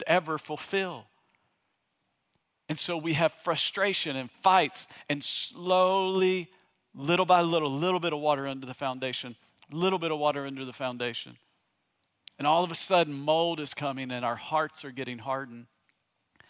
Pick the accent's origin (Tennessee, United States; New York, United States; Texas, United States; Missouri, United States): Tennessee, United States; East; moved away; also born or lived in Virginia; I grew up in East Tennessee